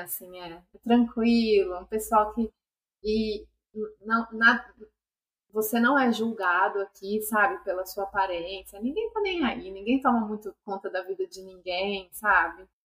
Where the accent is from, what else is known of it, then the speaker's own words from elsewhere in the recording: Brazil; moved away as an adult; also born or lived in United States; now in Australia; eu voltava para o Brasil